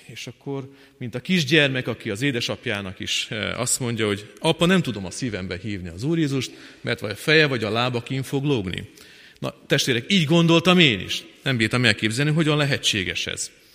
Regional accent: Fornos, Zakarpattia Oblast, Ukraine; moved away as an adult; now in Kecskemét, Hungary; 1973-ban eh, születtem meg eh, Fornoson, Munkács mellett egy kis faluban

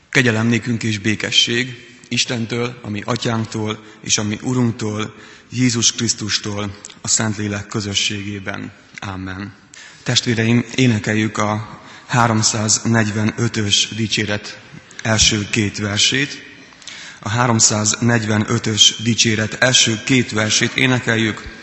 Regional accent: Transcarpathia, Zakarpattia Oblast, Ukraine; moved away as an adult; also born or lived in Pécs, Hungary; now in Hungary; Kárpát alján születtem, ami Ukrajnában

